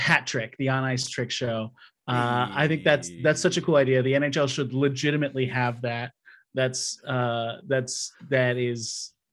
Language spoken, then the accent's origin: English; Wisconsin, United States; moved away; also born or lived in Seattle, Washington; I grew up in Wisconsin